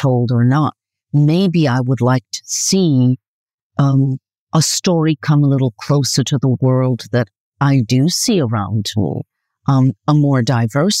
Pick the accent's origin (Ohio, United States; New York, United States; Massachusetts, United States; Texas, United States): New York, United States; moved away as an adult; also born or lived in Caribbean / California; now in Italy; So I'm from New York originally. I did live in the Caribbean for a bit, for a few years in my childhood